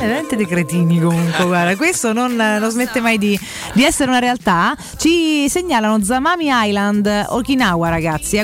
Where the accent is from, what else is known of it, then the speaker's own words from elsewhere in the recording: Santa Severa, Lazio, Italy; sono di Santa Severa